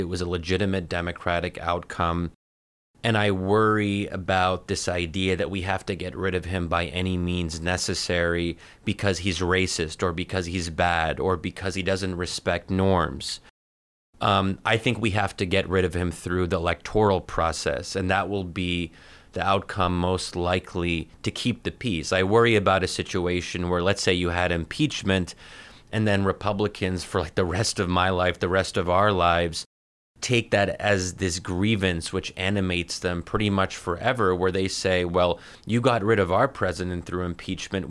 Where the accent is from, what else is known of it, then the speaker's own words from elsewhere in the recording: United States; As an American Muslim